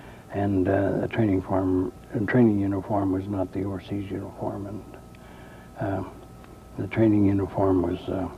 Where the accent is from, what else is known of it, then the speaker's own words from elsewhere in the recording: Union City, Indiana, United States; I was born in Union City, Ohio, and under a year old, I was moved to Union City, Indiana with my parents, and I've been a lifelong resident of Union City, Indiana.